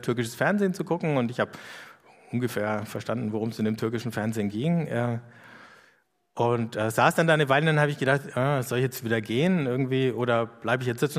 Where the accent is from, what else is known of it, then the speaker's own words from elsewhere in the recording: Erlangen, Bavaria, Germany; wo ich herkomme. Dann sage ich aus Erlangen